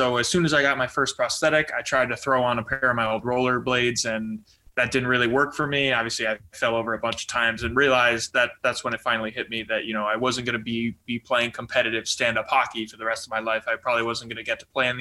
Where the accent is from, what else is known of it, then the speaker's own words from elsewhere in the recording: New Jersey, United States; I'm from New Jersey, and I played roller hockey and ice hockey both as a kid